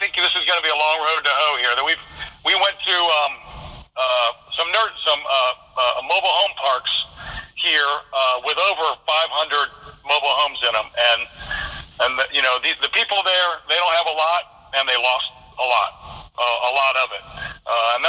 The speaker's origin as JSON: {"language": "English", "region": "Ohio", "country": "United States", "said": "we're from Ohio"}